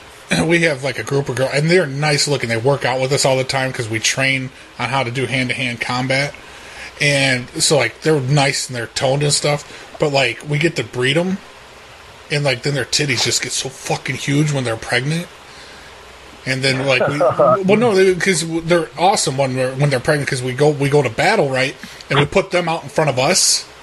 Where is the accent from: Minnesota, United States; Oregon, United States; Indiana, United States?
Oregon, United States; Portland; I came from Oregon.